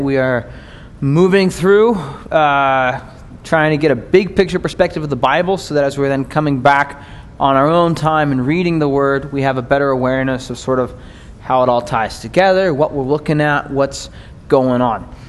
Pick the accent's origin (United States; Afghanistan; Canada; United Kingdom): United States; as American Christians